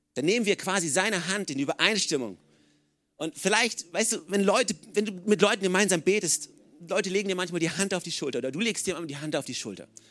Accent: Oldenburg, Lower Saxony, Germany; now in Regensburg, Germany; ich komme aus Oldenburg

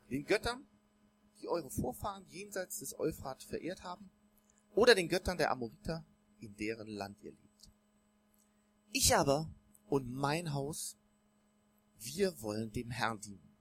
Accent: Bonn, North Rhine-Westphalia, Germany; also born or lived in Cologne; Ich bin in Köln geboren worden, dann in Bonn aufgewachsen, hab noch vier Geschwister, waren also zu siebt in der Familie

